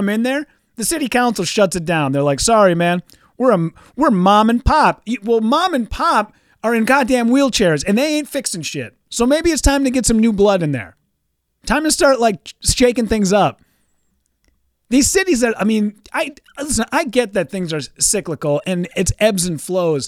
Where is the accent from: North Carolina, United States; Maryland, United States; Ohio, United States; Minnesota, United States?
Minnesota, United States; Hibbing; My hometown has become such a shithole. I'm originally from a small town, northern Minnesota, a place called Hibbing